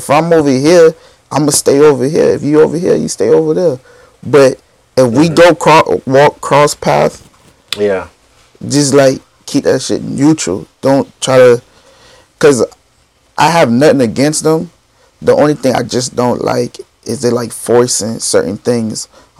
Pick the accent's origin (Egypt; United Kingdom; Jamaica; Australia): Jamaica; I'm Jamaican too